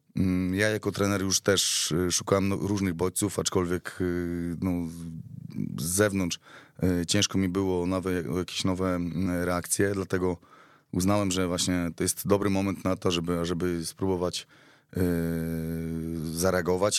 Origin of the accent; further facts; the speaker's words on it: Białystok, Podlaskie Voivodeship, Poland; wywodzę się bezpośrednio z Białego Stoku, tak, jestem podlasianinem